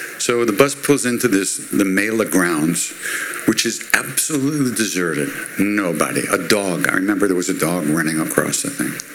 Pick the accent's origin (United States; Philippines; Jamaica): United States; Long Island, New York; I'm Jewish from Long Island.